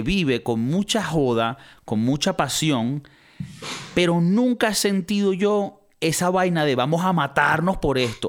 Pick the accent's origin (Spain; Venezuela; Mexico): Venezuela; moved away; Nosotros venimos de Venezuela